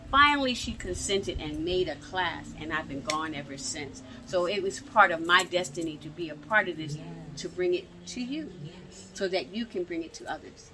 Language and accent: English; Philadelphia, Pennsylvania, United States; now in Atlanta, United States; I live now here in Atlanta. I'm born and raised in Philadelphia